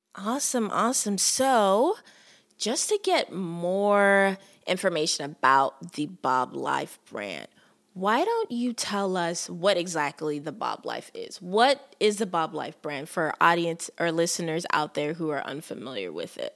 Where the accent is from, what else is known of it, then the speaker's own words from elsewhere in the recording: Nigeria; being a Nigerian woman